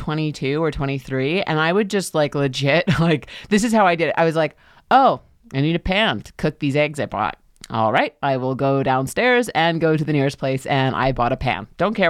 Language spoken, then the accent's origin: English; New York, United States; moved away as an adult; now in Los Angeles, United States; Because I'm from New York originally.